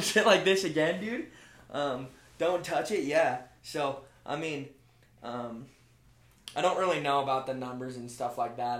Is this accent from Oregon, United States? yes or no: yes; Bend, Oregon, United States; moved away as an adult; I'm from Central Oregon, so Bend